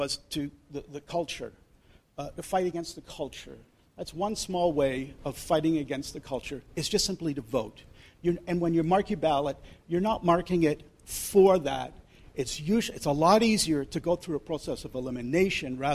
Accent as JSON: {"language": "English", "country": "Canada", "said": "I'm from Canada"}